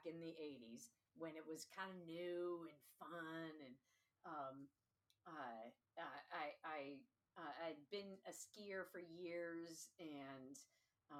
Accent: Seattle, Washington, United States; now in Pittsburgh, United States; So I grew up in Seattle.

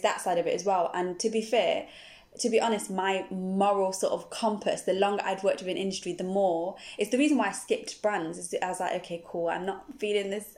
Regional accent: Nottingham, East Midlands, United Kingdom; moved away as an adult; now in Bristol, United Kingdom; originally from Nottingham, but I live here in Bristol. I've lived in Bristol for about uh, 16 years now

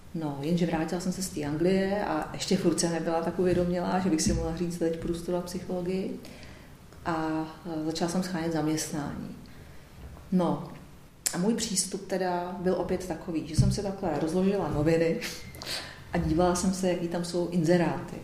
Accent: Pardubice, Pardubice Region, Czechia; moved away; já jsem původně z Pardubic

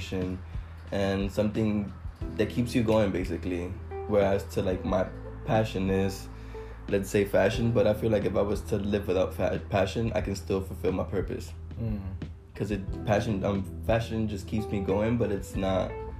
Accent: New York City, New York, United States; also born or lived in Dominican Republic; I was raised in New York City

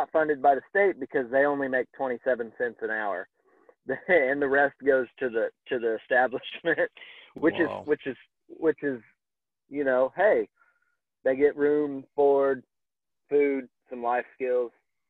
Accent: Kansas, United States; now in Oklahoma, United States; So I'm from Kansas

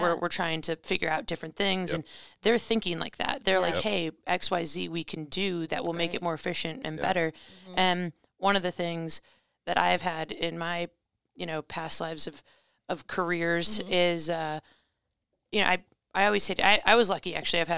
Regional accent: Illinois, United States; So I'm actually from Chicago suburbs, from Illinois, born and raised with, you know, 30 family members in the same town.

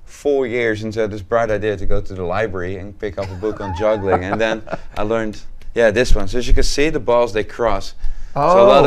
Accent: Netherlands; moved away as an adult; now in Sevier County, United States; originally I'm from the Netherlands.

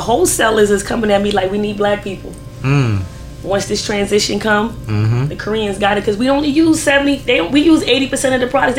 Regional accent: Virginia, United States; now in Philadelphia, United States; In my old town, because I grew up in Virginia.

